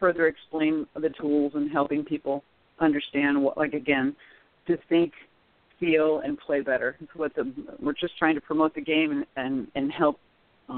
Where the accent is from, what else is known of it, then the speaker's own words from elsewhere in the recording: Nebraska, United States; now in Arizona, United States; I'm originally from Nebraska, so I usually go back and do something every summer.